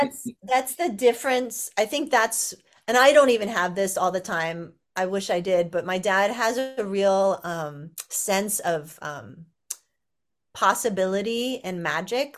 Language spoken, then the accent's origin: English; Los Angeles, California, United States; I grew up in Los Angeles, actually.